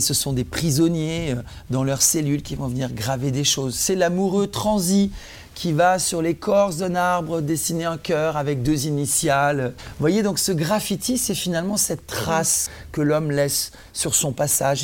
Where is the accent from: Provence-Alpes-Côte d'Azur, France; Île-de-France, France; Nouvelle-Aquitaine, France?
Provence-Alpes-Côte d'Azur, France; moved away as an adult; also born or lived in Nice / Antibes / Marseille; now in Paris, France; Je suis originaire du sud de la France. Je suis né à Nice, j'ai vécu à Antibes, Marseille. Et c'est en arrivant à Paris à l'âge de 20 ans